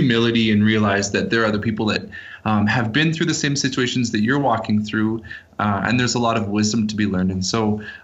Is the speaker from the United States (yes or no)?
no; Canada; moved away as an adult; now in Guatemala; I was born and raised in Canada